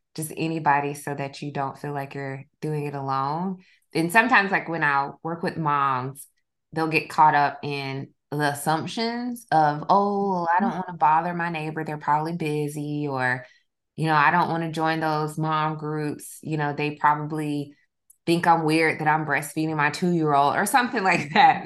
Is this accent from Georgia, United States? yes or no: yes; South Georgia, United States; my old my hometown. I'm from South Georgia